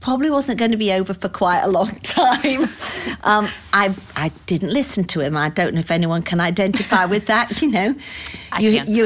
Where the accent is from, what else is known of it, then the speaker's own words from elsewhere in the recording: United Kingdom; moved away as an adult; also born or lived in Phoenix, Arizona / Pawleys Island, South Carolina / Greenville, South Carolina; now in United States; I was born in the United Kingdom 60 years ago to some great parents, and I have one sister. I lived there for about 45 years this time round, and moved to the United States in 2004